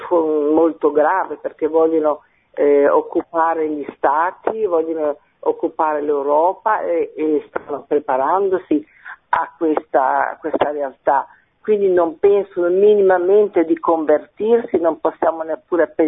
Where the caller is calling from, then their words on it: Genoa, Liguria, Italy; Sì, sono da Genova